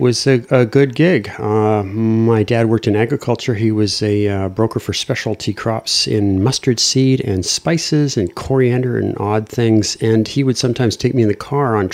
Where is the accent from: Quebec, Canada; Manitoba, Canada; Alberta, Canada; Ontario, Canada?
Manitoba, Canada; Winnipeg; also born or lived in Halifax / Vancouver; now in qathet, Canada; I grew up in Manitoba